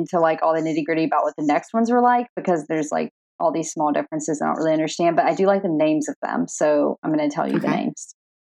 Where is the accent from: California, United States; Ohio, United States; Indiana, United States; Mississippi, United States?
Mississippi, United States; Greenville; now in Memphis, United States; I'm also from Greenville, Mississippi, which also has a lot to do with Mississippi River.